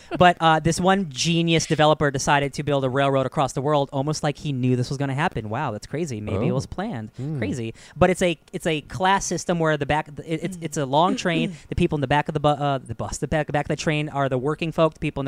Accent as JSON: {"language": "English", "region": "New Jersey", "country": "United States", "said": "I'm from Jersey."}